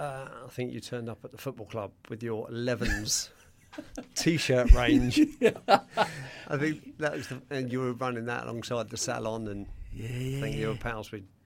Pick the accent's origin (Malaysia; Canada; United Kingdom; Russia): United Kingdom; Surrey, South East England; I grew up in Surrey